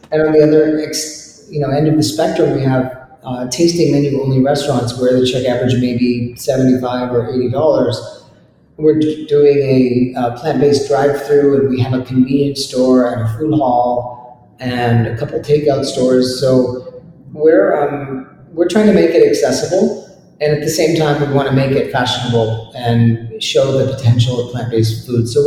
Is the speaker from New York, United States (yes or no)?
no; Maine, United States; I love potatoes. I grew up in Maine.